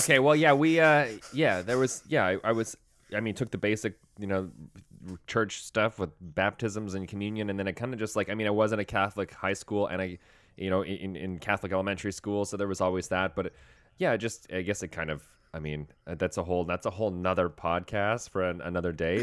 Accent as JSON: {"language": "English", "region": "Saskatchewan", "country": "Canada", "said": "I'm from Saskatchewan. I'm from out west"}